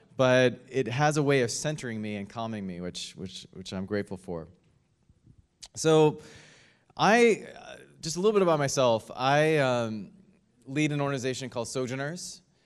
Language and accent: English; United States; my home country of the United States